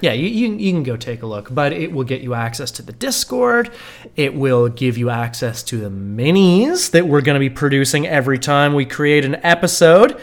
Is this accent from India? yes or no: no; Canada; we as good Canadian